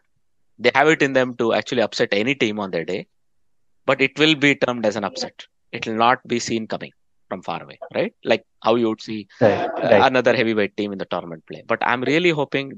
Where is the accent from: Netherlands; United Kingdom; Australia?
Netherlands; Netherlands. It's my home country